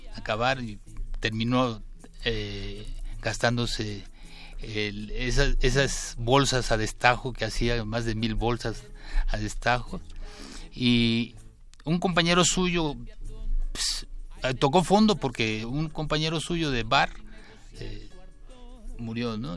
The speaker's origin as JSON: {"language": "Spanish", "town": "Jáltipan", "region": "Veracruz", "country": "Mexico", "tie": "born or raised there", "said": "Soy jaltipaneco, sí. Soy de la parte del Sotavento, de la parte del sur, del sur sureste de Veracruz pues, del lado del Golfo de Coaxacualcos, pero mi pueblo se llama Jaltipan"}